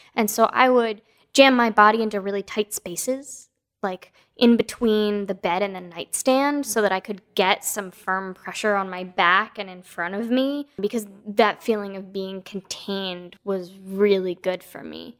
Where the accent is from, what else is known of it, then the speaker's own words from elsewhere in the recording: East Coast, United States; now in West Coast, United States; I was born on the East Coast, and now I live on the West Coast.